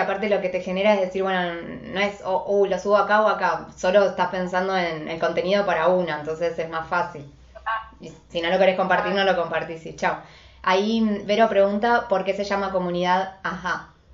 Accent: Buenos Aires, Argentina; soy de Buenos Aires, Argentina

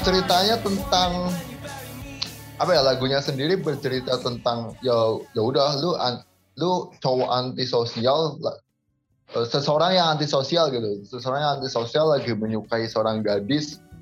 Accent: Indonesia; saya juga orang Indo

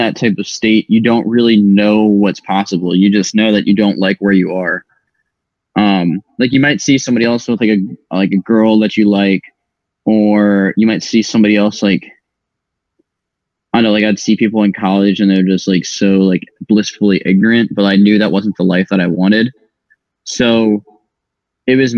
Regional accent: Maryland, United States; moved away; also born or lived in Las Vegas; I am originally from Maryland.

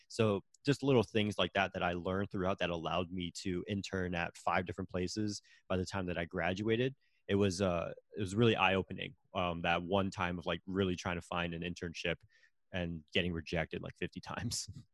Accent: Connecticut, United States; moved away as an adult; also born or lived in Florida; I'm originally from Connecticut

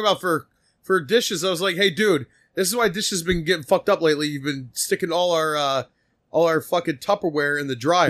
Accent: Philadelphia, Pennsylvania, United States; we're from Philly

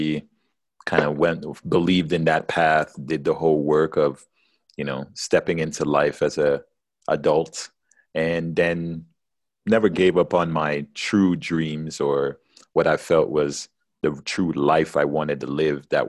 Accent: Jamaica; now in United States

